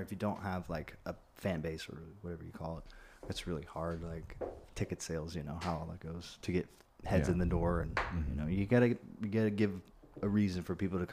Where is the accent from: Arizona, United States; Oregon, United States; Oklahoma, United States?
Oregon, United States; Florence; moved away as an adult; also born or lived in Eugene, Oregon / Portland, Oregon / Nashville, Tennessee; I grew up in Florence, went to high school, and then I finished up there